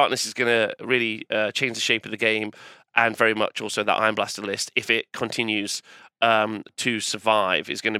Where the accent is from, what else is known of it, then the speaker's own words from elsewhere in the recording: England, United Kingdom; I'm an English fella going over to the American scene